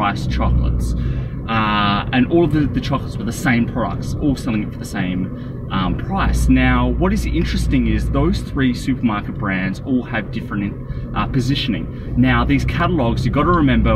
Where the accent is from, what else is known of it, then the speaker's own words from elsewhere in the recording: Australia; We're in Australia.